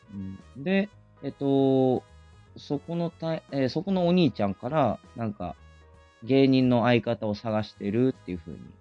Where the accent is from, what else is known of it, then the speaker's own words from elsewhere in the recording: Fukuoka, Japan; accent: Hakata; moved away as an adult; also born or lived in Aichi Prefecture; 出身は福岡県ですね